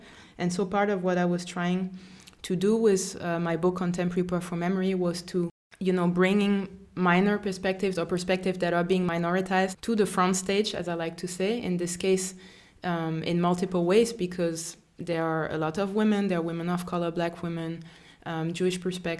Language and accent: English; France; also born or lived in Germany; I grew up in France and also in Germany, and I had the privilege to live in South Africa and Cameroon and to study also different languages.